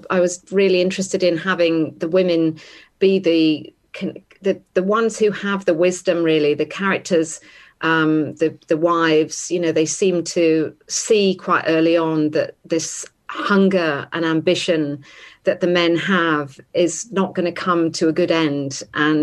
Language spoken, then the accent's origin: English; Sligo, Connacht, Ireland; I was born in Sligo.